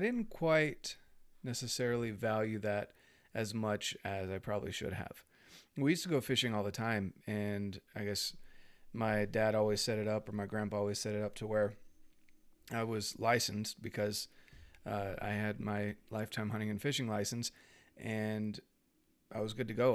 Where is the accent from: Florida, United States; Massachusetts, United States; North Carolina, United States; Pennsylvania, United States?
North Carolina, United States; I grew up in North Carolina, and I was born in ninety-two